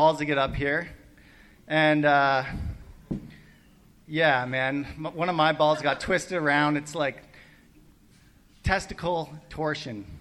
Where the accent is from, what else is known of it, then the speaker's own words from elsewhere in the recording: Prince Edward Island, Canada; moved away; I'm from Prince Edward Island, Canada, on the East Coast